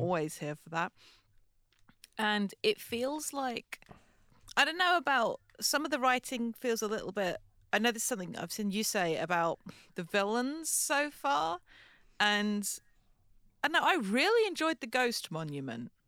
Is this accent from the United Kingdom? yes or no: yes; United Kingdom; as British people